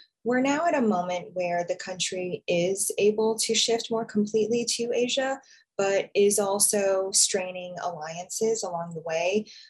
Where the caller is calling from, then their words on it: New York City, New York, United States; I'm calling in from New York City.